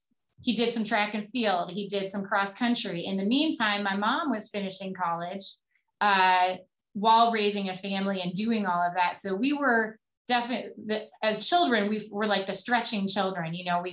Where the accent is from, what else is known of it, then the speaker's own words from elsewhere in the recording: Crystal Lake, Illinois, United States; also born or lived in Woodstock, Illinois; Well, I grew up in Crystal Lake, Illinois, which is northwest of Chicago by about 50 miles. I was born just down the street in Woodstock. It was the nearest hospital.